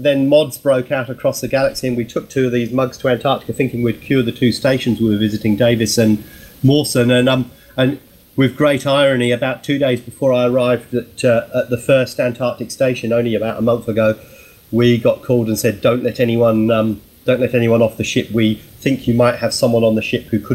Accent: Milton Keynes, South East England, United Kingdom; now in Australia; I live and work in Australia. I've been here since 1990, but I'm originally from Milton Keynes

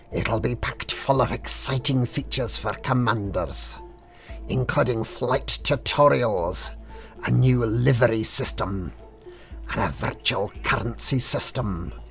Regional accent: Glasgow, Scotland, United Kingdom; I wear tartan trousers, and I come from Glasgow. Can you tell?

